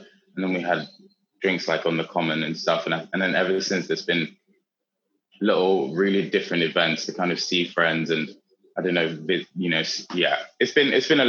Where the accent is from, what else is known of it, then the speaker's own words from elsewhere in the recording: Austria; moved away; when I was growing up in Austria